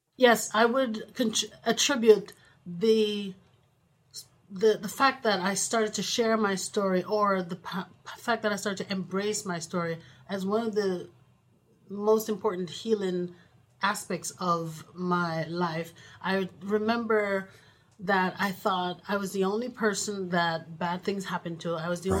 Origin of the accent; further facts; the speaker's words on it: Jamaica; moved away; We're from Jamaica, West Indies